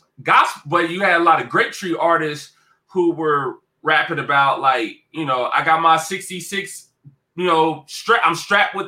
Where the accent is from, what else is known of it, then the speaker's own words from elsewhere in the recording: Cincinnati, Ohio, United States; my hometown, Cincinnati, Ohio